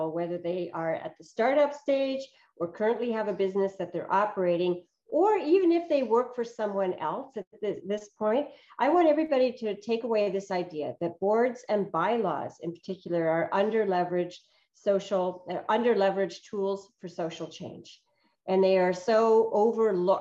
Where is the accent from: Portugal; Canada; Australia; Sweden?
Canada; also born or lived in Northern Europe; I came to Canada from Northern Europe when I was about 7